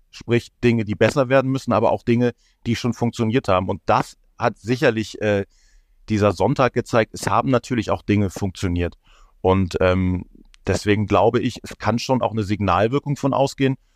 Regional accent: Hamburg, Germany; da denkt man oder ist man als Hamburger mal geneigt zu denken

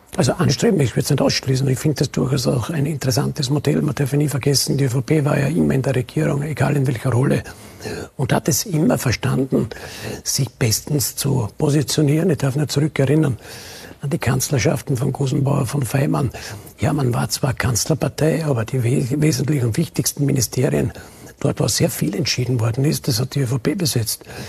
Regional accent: Burgenland, Austria; bei uns im Burgenland

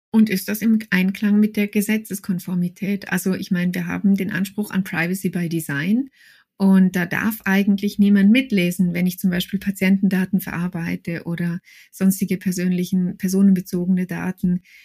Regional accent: Switzerland

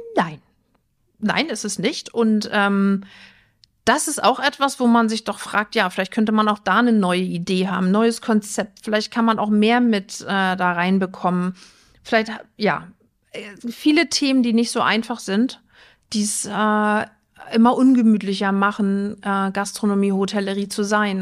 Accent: Rostock, Mecklenburg-Vorpommern, Germany; now in Flensburg, Germany; Ich bin ein Küstenkind, ich komme aus Rostock

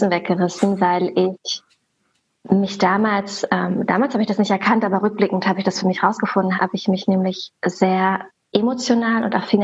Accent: Berlin, Germany; Ähm, ich wohne in Berlin, ich komme aus Berlin, bin hier geboren und aufgewachsen und ja, lebe und arbeite hier.

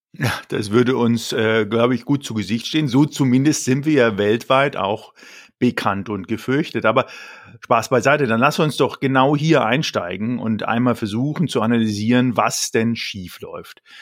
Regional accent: Germany; für uns als Deutsche

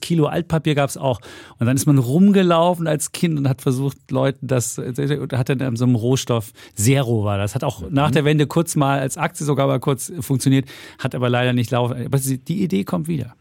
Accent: East Germany, Germany; als Ostdeutsche

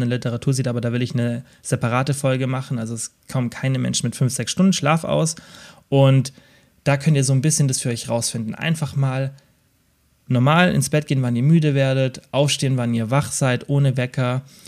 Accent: Southern Germany, Germany; Bei uns im Süden

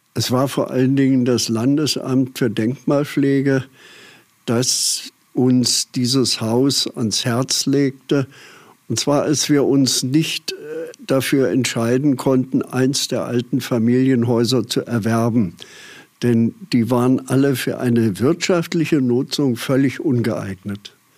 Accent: Aschaffenburg, Bavaria, Germany; now in Dieskau, Germany; deswegen bin ich gebürtiger Aschaffenburger

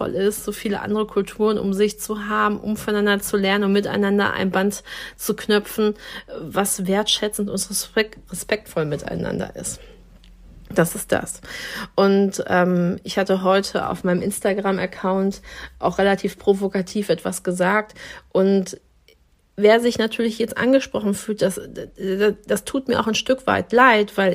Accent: Dortmund, North Rhine-Westphalia, Germany; weil ich in einem Dorf groß geworden bin in Dortmund, ähm, wo eine Moschee stand. Das heißt, also Kopftuch war für mich etwas, was überhaupt zum, zum kompletten Bild von meinem Ort Derne äh, dazugehört hat.

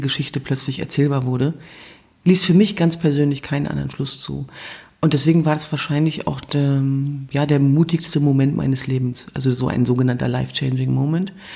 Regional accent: Germany; in meiner Heimat Deutschland

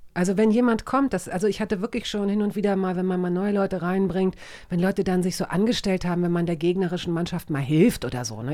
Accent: Hanover, Lower Saxony, Germany; accent: clear High German; Ich komme aus Hannover, da spricht man ziemlich klares Hochdeutsch

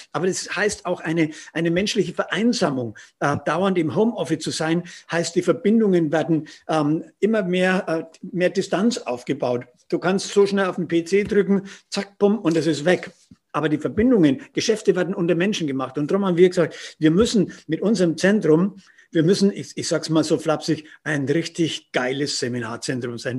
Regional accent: Roth district, Bavaria, Germany; Jetzt komme ich aus Rot Mhm. Oder wir beide aus dem Landkreis Roth

